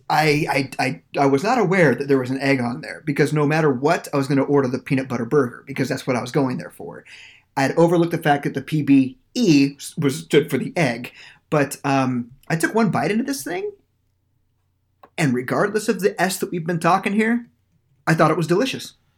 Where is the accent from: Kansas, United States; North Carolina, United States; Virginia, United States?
Kansas, United States; Norwich; now in St. Petersburg, United States; There was a place in Norwich, Kansas, where I went to high school. It's pretty much my hometown.